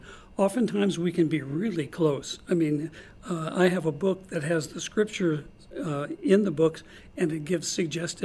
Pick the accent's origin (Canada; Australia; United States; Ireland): United States; St. Louis, Missouri; moved away as an adult; also born or lived in Cape Girardeau, Missouri; now in Norman, United States; I was born and raised in St. Louis